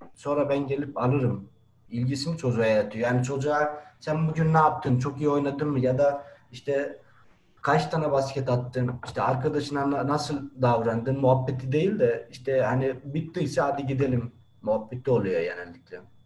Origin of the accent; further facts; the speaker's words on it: Erzurum, Turkey; now in Van, Turkey; Doğma büyüme Erzurumluyum.